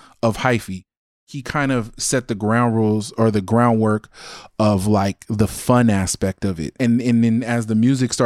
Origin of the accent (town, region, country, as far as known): Alameda, California, United States; born or raised there